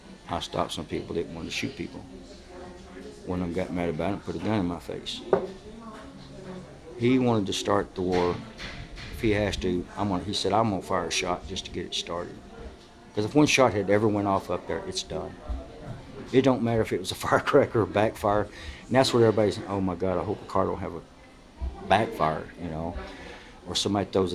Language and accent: English; Georgia, United States; moved away; I'm from Georgia